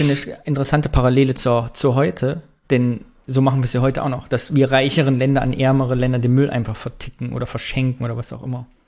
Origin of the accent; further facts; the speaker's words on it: East Germany, Germany; Hat unsere DDR-Sozialisation bis heute gewirkt?